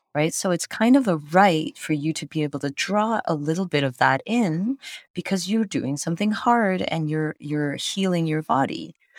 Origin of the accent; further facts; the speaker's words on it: Canada; moved away; as a Canadian